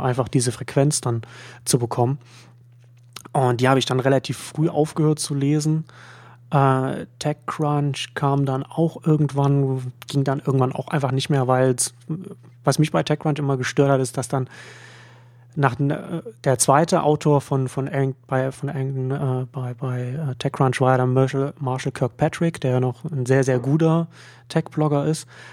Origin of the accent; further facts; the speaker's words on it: Germany; als Deutscher